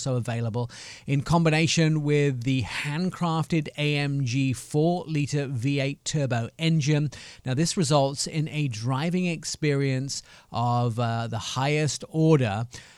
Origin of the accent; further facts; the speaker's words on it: Affalterbach, Baden-Württemberg, Germany; English is a second language; And my German, although I speak it sometimes because I grew up in Germany, but I was fairly young, Alfeterbach.